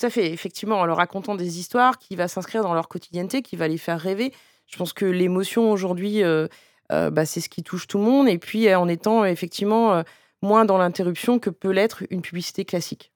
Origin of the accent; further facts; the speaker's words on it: Breton, Brittany, France; je suis bretonne et japonaise